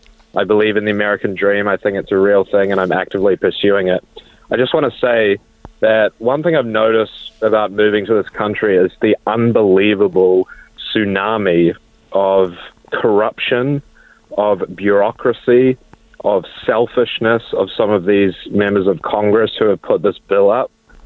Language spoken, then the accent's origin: English; New Zealand; moved away as an adult; now in Nashville, United States; I'm from New Zealand. I moved to the U.S. about a couple of years ago, and I live in Nashville now.